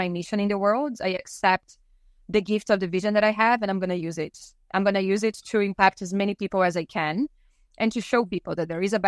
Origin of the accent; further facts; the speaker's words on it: Brazil; now in British Columbia, Canada; growing up in Brazil